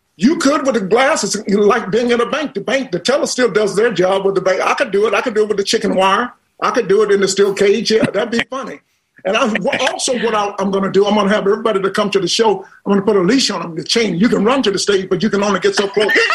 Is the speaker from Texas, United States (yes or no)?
no; New York, United States; Rick and, and Judy and I grew up in New York together.